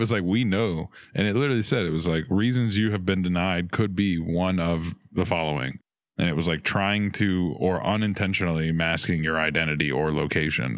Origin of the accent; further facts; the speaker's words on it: New Orleans, Louisiana, United States; I'm from New Orleans, much bigger